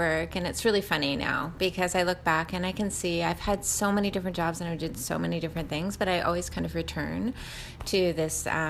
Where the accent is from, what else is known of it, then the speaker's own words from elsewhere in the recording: Wellesley, Massachusetts, United States; also born or lived in Rockaway, New York; I grew up in Massachusetts